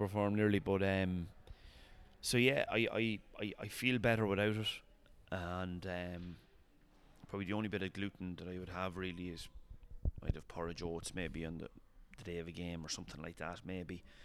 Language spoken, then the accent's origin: English; Longwood, Leinster, Ireland; this is Longwood. Like yeah, village of three hundred people